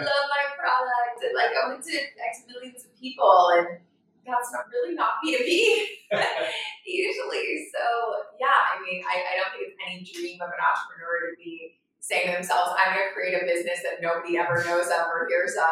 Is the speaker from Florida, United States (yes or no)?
yes; Florida, United States; moved away; I grew up in Florida